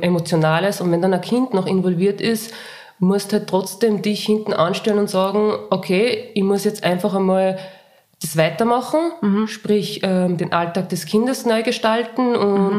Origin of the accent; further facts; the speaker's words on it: Linz, Upper Austria, Austria; ich komme aus Linz